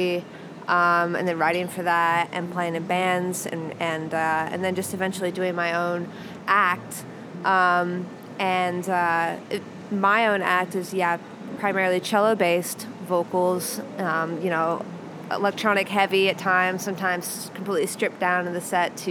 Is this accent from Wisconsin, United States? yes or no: no; Kansas City, Missouri, United States; now in Chicago, United States; I was born in Kansas City.